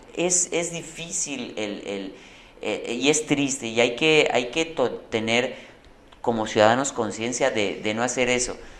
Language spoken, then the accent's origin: Spanish; Yucatán, Mexico; como yucateco